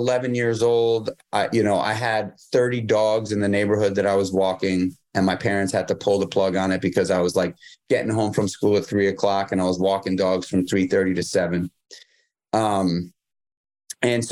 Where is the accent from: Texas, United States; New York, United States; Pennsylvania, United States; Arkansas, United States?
New York, United States; New York City; I grew up in New York City.